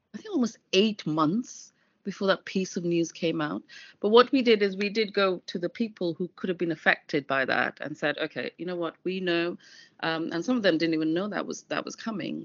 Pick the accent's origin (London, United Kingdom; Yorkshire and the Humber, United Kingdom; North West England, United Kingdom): London, United Kingdom; I'm a Londoner